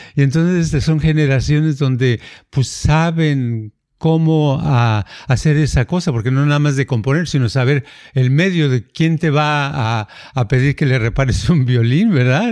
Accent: Jalisco, Mexico; en el pueblito donde yo nací, hay toda la gente que tiene la, la, este, la fama de que todos son taqueros

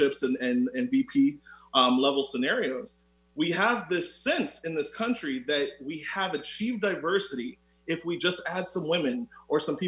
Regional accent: Orlando, Florida, United States; I'm also from Orlando, Florida

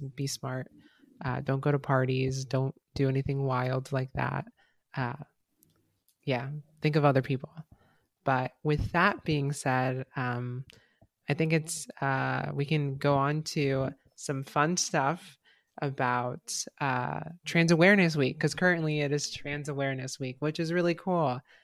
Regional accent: Mexico; I'm Mexican and, like, that's my country, um, my home country

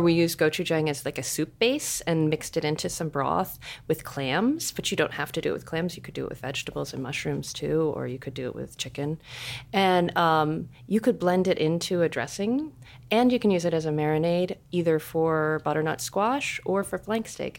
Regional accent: Seattle, Washington, United States; I'm from Seattle.

